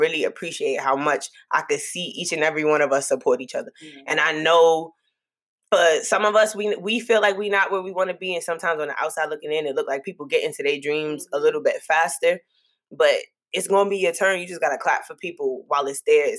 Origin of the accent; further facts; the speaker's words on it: New York City, New York, United States; moved away as an adult; I'm just that Brooklyn girl